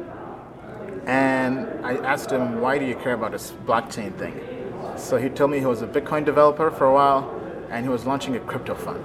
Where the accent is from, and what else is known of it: United States; born or raised there; also born or lived in Kampala, Uganda / England